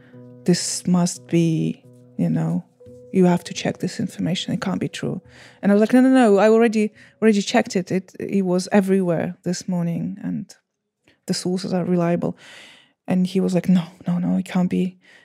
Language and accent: English; Bucha, Kyiv Oblast, Ukraine; I'm telling you about the situation that happened in Bucha, which I consider my hometown.